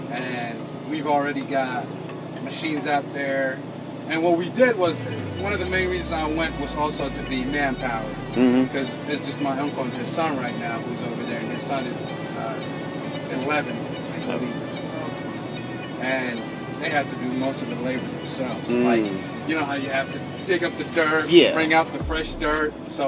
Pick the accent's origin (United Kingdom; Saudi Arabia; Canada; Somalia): Somalia; Beledweyne, Hiran; born or raised there; now in United States